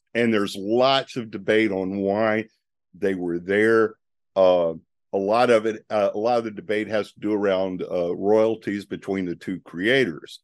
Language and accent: English; Northeast Louisiana, United States; I grew up in Northeast Louisiana